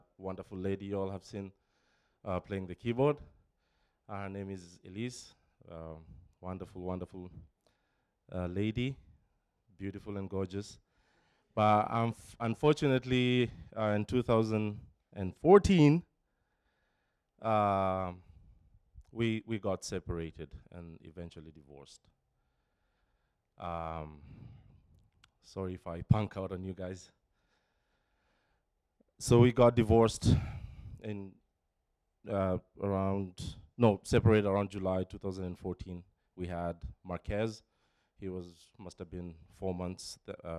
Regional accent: Nairobi, Kenya; moved away; Born and raised in Nairobi, Kenya, to a family of four siblings

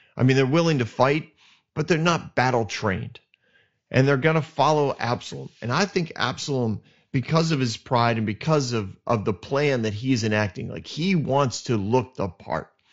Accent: New England, United States; I'm from New England

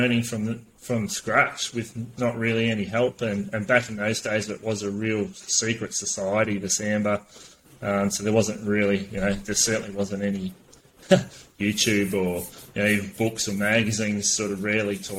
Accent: Gippsland, Victoria, Australia; born and raised in Gippsland.

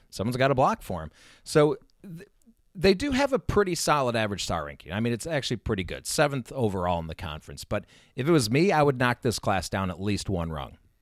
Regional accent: Chicago, Illinois, United States; also born or lived in Saint Louis, Missouri; now in Minnesota, United States; growing up in Chicago

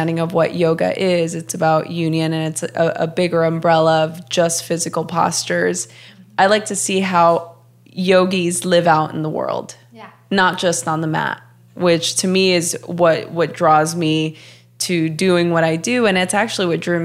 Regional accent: Los Angeles, California, United States; moved away as an adult; also born or lived in Portland; I grew up in Los Angeles my whole life

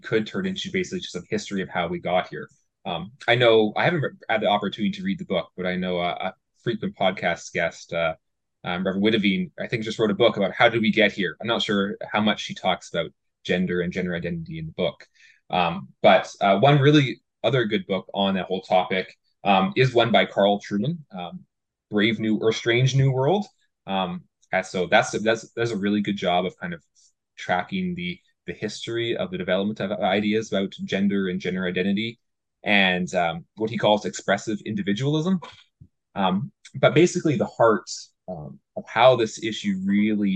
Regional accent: Fraser Valley, British Columbia, Canada; also born or lived in Northwest Iowa; I grew up in the Fraser Valley, so Abbotsford, Mission, Aldergrove, that region. Spent most of my life down there.

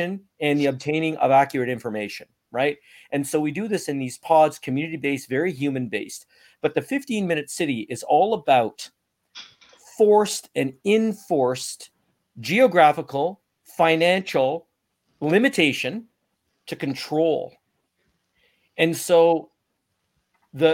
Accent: Canada; I've never felt so proud to be Canadian

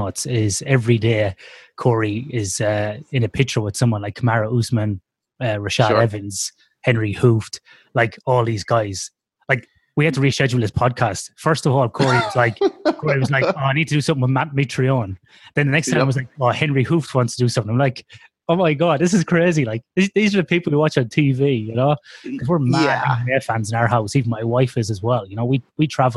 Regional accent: Ireland; moved away as an adult; now in Australia; I'm an Irish man living in Australia for the last 15, 16 years.

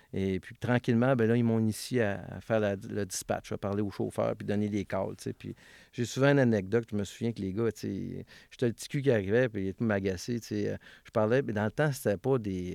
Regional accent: Valleyfield, Quebec, Canada; je suis né à Villevanie, dans un euh, quartier qui appelait ça le Parc Minoun

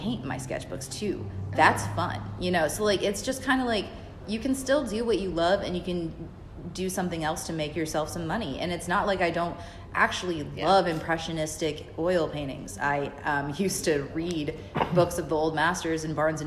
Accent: Fayetteville, North Carolina, United States; moved away as an adult; now in Savannah, United States; I grew up in Fayetteville, North Carolina

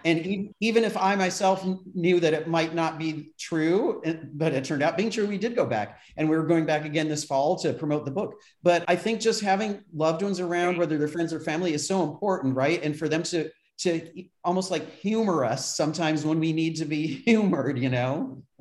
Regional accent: Brockport, New York, United States; moved away; my hometown in in Western New York State in Brockport

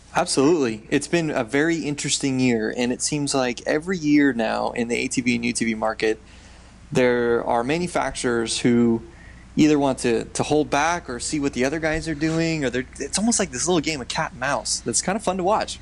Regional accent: Southern California, United States; we grew up in Southern California

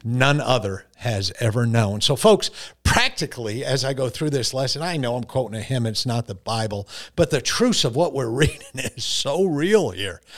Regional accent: Bolentown, Connecticut, United States; moved away; born and raised in Bolentown, Connecticut

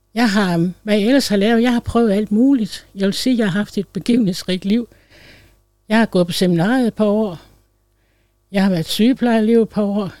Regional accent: Læsø, North Denmark Region, Denmark; blev jeg bortadopteret til en præstefamilie på Læsø, hvor jeg voksede op som efternøle ene barn

